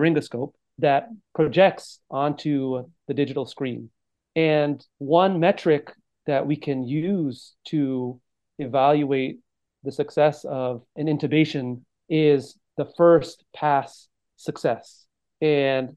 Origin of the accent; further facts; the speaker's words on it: Monterey County, California, United States; moved away as an adult; now in San Francisco, United States; I'm originally from the Monterey County in California, born and raised